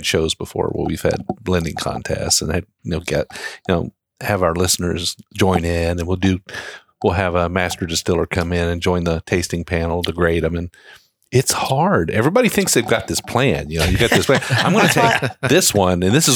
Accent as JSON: {"language": "English", "region": "southwestern Ohio", "country": "United States", "said": "I'm from Ohio too, but I'm from southwestern Ohio"}